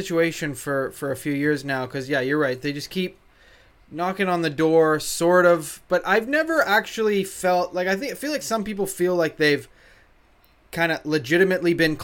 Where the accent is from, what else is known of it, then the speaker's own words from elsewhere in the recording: Canada; I am a Canadian at heart